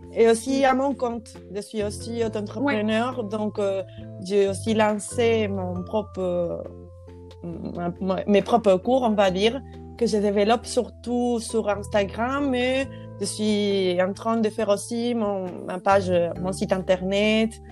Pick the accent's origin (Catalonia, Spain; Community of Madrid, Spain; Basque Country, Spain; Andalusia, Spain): Andalusia, Spain; French is a second language; moved away as an adult; also born or lived in Poland; now in Bordeaux, France; je suis espagnole et je suis andalouse, je viens de l'Andalousie